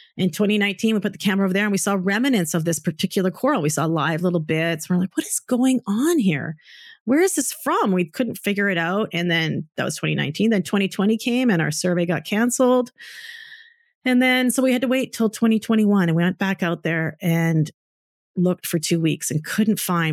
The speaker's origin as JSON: {"language": "English", "town": "Calgary", "region": "Alberta", "country": "Canada", "tie": "born or raised there", "moved": "yes", "said": "I grew up in Calgary too"}